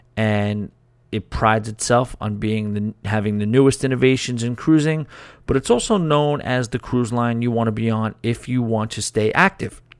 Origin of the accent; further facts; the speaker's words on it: New York, United States; I am a New Yorker